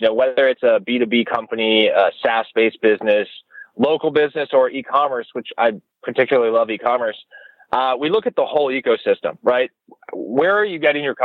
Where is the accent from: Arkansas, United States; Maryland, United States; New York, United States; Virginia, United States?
Maryland, United States; Annapolis; also born or lived in Delaware; So I'm an East Coast guy. I was born in Annapolis, Maryland.